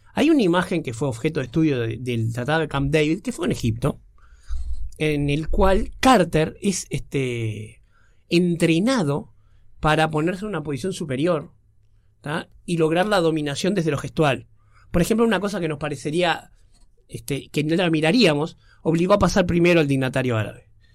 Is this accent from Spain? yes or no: no; Uruguay; nosotros como uruguayos somos bastante europeomentales